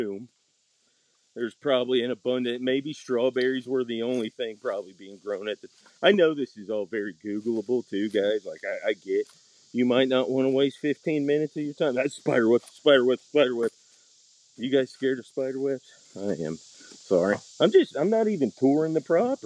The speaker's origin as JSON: {"language": "English", "town": "Atlanta", "region": "Georgia", "country": "United States", "said": "I am from Metro Atlanta"}